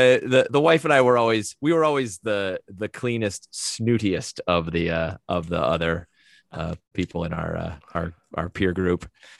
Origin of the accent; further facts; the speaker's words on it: Wilmington, Delaware, United States; Mostly. I was born in Wilmington, Delaware. At the age of one, I moved to Wilmington, North Carolina.